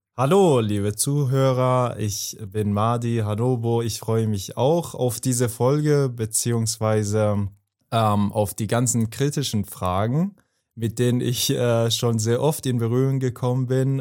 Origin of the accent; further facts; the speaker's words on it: Afghanistan; German is a second language; now in Germany; ich komme aus Afghanistan, aus Afghanistan